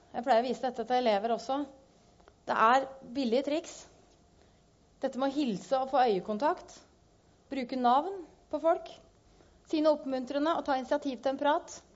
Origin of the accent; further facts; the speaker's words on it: Gjøvik, Innlandet, Norway; Eh, og jeg kom fra Gjøvik, så det syns jeg passer godt.